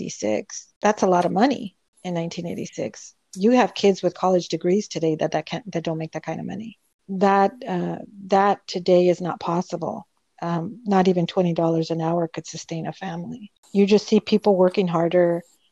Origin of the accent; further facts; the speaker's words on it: Lynwood, California, United States; I'm from Linwood